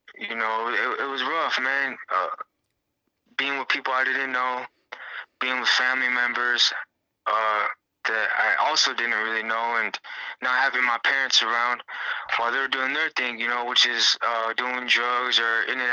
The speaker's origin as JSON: {"language": "English", "town": "Long Beach", "region": "California", "country": "United States", "tie": "born or raised there", "said": "I was born in Long Beach, California, in the year of 1994"}